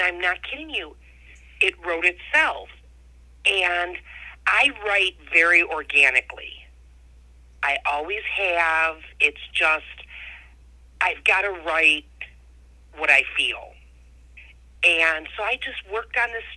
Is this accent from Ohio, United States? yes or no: yes; Ohio, United States; Born and raised in Ohio